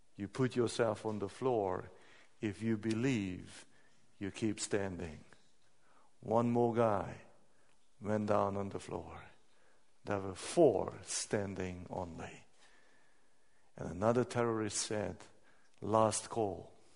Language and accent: English; Hungary; I'm coming from Hungary